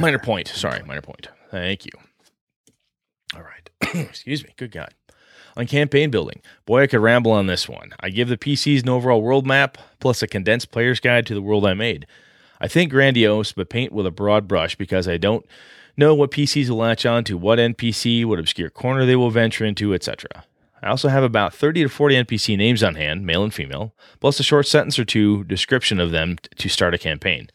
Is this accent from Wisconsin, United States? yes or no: yes; Wausau, Wisconsin, United States; my hometown, Wausau, Wisconsin